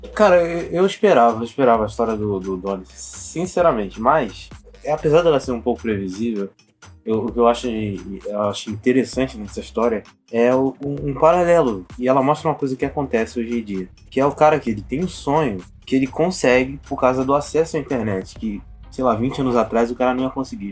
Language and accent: Portuguese; Rio de Janeiro, Brazil; eu sou carioca